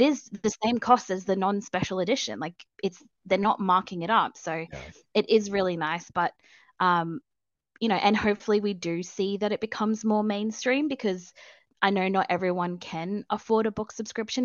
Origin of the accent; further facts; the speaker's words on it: Australia; accent: Australian; I am Australian